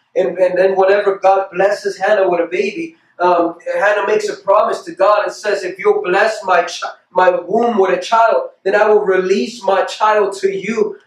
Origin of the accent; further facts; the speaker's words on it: United States; we as Christians or we as human beings, especially as American